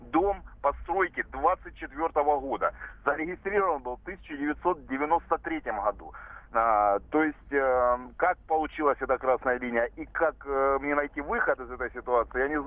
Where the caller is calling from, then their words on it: Rostov-on-Don, Rostov Oblast, Russia; Я, я вам звоню из Ростова-на-Дону